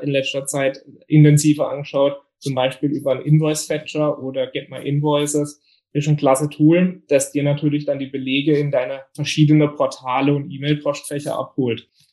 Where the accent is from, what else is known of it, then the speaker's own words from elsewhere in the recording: Bietigheim, Baden-Württemberg, Germany; komme aus dem Biedigheim nahe Karlsruhe